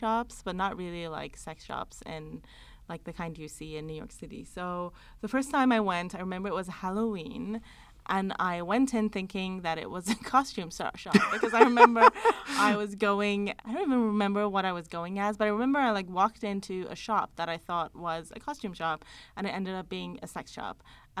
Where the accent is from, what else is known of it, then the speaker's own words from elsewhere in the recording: Iran; moved away; I grew up in Iran.